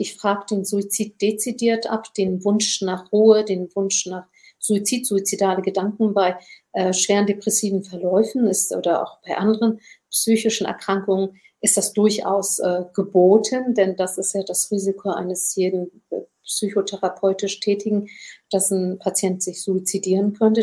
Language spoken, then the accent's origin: German; Germany; Meine Mutter hat stumm Kinder geboren hier in Deutschland